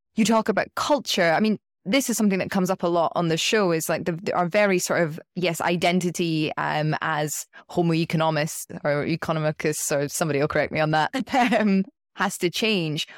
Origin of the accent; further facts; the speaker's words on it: United Kingdom; I'm speaking as a British citizen